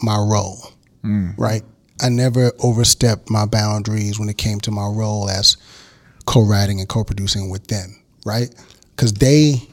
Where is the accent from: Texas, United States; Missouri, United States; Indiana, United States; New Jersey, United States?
Texas, United States; Houston; also born or lived in Miami; raised in Houston